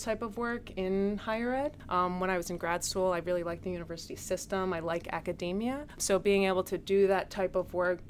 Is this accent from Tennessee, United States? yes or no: no; Chester County, suburbs of Philadelphia, Pennsylvania, United States; also born or lived in Richmond, Virginia; I actually grew up in the suburbs of Philadelphia. So I grew up out in Chester County